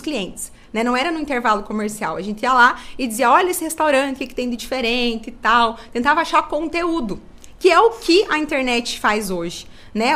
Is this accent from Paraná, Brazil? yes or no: yes; Salto do Lontra, Paraná, Brazil; eu sou de Salto do Lontra, nasci aqui, né? A maior parte da minha vida eu morei aqui.